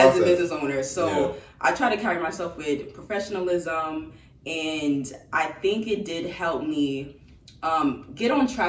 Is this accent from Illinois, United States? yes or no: no; New York City, New York, United States; I am a designer from New York, from Queens